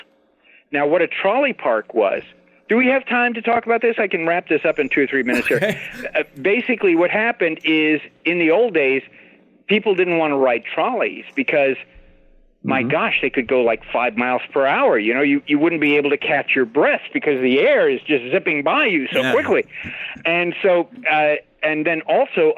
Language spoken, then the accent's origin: English; Glendale, California, United States; I'm the one who grew up in Glendale.